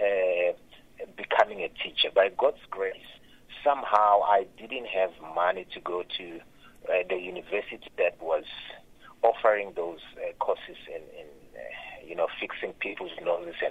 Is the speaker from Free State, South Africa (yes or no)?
no; Limpopo, South Africa; also born or lived in Phalaborwa; I'm from Limpopo in a small village called Makuba in Guyana. That's where I was born. But now I stay in Phalaborwa.